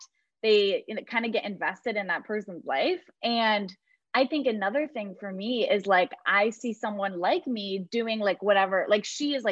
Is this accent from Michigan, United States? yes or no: yes; Michigan, United States; I'm from Michigan.